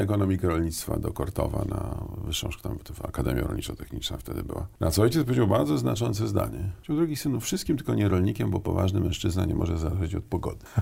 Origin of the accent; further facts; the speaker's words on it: Mikołajki, Warmian-Masurian Voivodeship, Poland; moved away as an adult; also born or lived in Mrągowo / Olsztyn / Warsaw; ja jestem chłopak z Mazur, a to znaczy Mikołajki Mrągowolsztyn, to jest takie mm -hmm. moje kurikulum e, szkolne